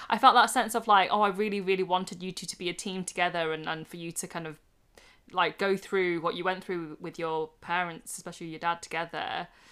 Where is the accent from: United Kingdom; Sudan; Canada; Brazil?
United Kingdom; now in Manchester, United Kingdom; I'm a British born Chinese person uh, in her late 20s, nearly 30, living in Manchester